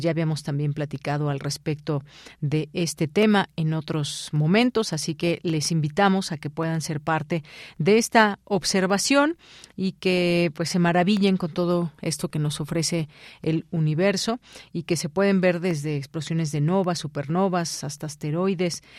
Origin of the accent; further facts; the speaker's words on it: Mexico; also born or lived in Mexico City; como mexicanos, como personas que habitamos la Ciudad de México